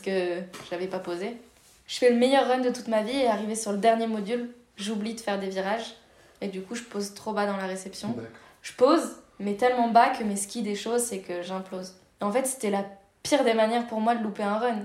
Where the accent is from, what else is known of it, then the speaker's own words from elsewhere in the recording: La Plagne, Auvergne-Rhône-Alpes, France; je suis née à La Plagne